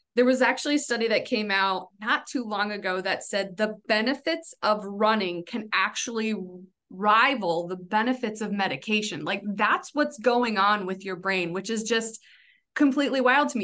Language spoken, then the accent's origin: English; California, United States; moved away as an adult; I came from California